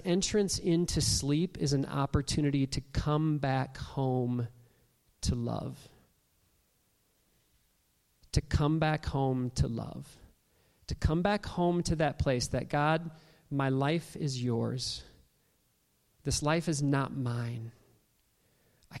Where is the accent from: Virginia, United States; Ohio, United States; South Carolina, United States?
Ohio, United States; Toledo; as a young kid, growing up in Toledo, Ohio